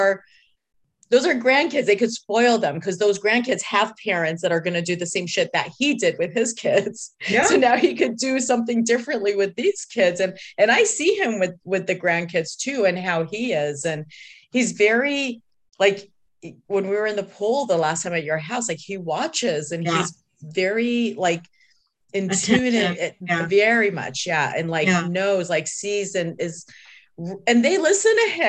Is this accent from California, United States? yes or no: no; Detroit, Michigan, United States; I remember when we were growing up in Detroit